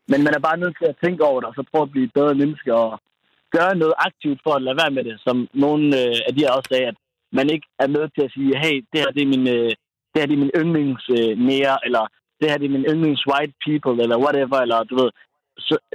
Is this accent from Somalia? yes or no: yes; Somalia; now in Denmark; jeg kommer fra Somalia, jeg har boet i Danmark i så og så mange år, ja, vi spiser ris og bananer, øh, og der er sikkert mange, der griner derude, fordi vi somalier kan godt lide ris og bananer